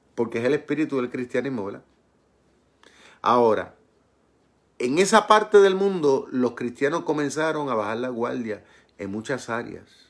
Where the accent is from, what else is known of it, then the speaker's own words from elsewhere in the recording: Puerto Rico; mi pueblo en Puerto Rico